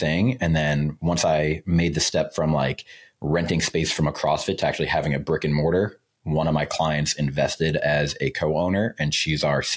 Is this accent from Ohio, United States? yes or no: no; Long Island, New York, United States; I'm from Long Island, New York